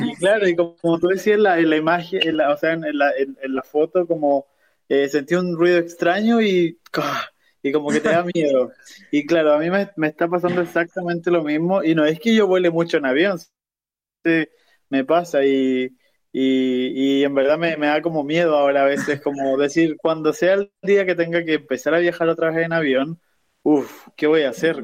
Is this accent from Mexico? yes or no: no; Chile; now in Perth, Australia; en Chile tenemos este, este como este tipo de clima